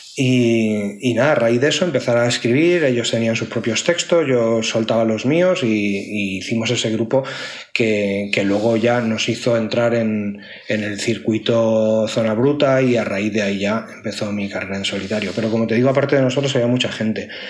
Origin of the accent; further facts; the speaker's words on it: Community of Madrid, Spain; Yo soy muy madrileño y soy muy urbanita